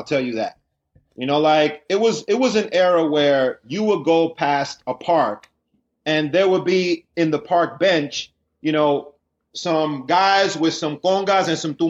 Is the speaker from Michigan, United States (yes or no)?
no; Washington, District of Columbia, United States; born or raised there; moved away